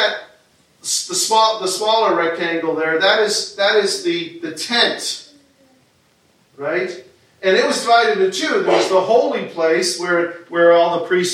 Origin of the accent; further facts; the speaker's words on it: New York, United States; moved away; growing up in New York State